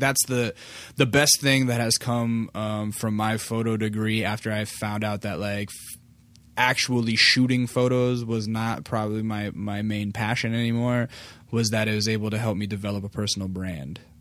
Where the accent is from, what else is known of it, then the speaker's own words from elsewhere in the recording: Alaska, United States; moved away; I grew up in Alaska